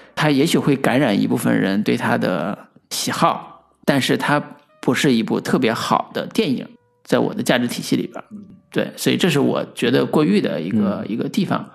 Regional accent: Henan, China; 我们河南方言这个本土环境里边儿

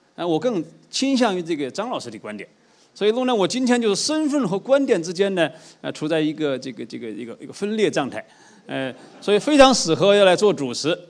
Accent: China; 当我们中国人呢，这个积贫积弱

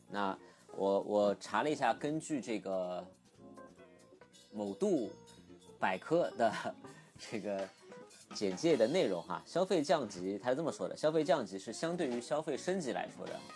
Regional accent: Shikumen, Shanghai, China; 因为自己小时候也是在石库门长大 然后拆迁之后搬出来的

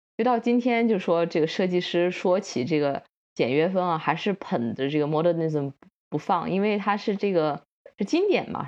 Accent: China; 我们嗯中国人的生活习惯

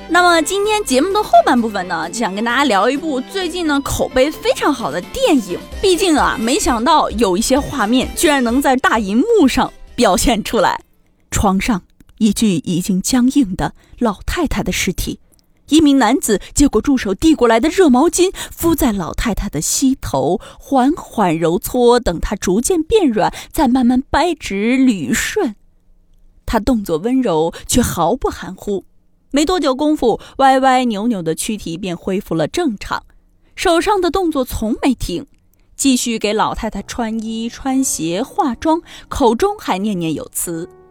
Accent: China; 要让我一个中国人突然看到字母全部大写，我都得一愣

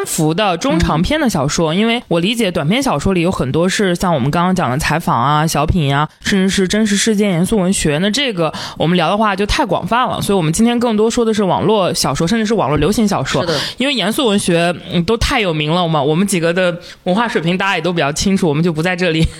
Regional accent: northern China, China; 虽然我是个北方人

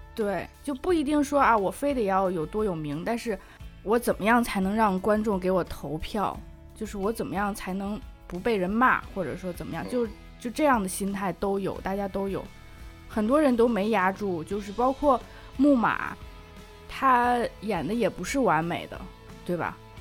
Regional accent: northern China, China; moved away; 虽然我是从北方来的

